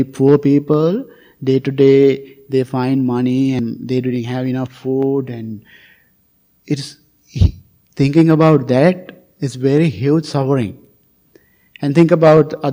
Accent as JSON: {"language": "English", "country": "Sri Lanka", "moved": "yes", "said": "I came from Sri Lanka"}